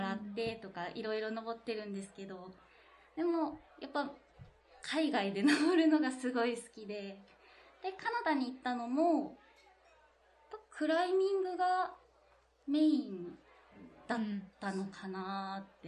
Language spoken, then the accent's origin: Japanese; Fukuoka, Japan; moved away as an adult; also born or lived in Miyazaki / Canada; 私福岡出身なんですけど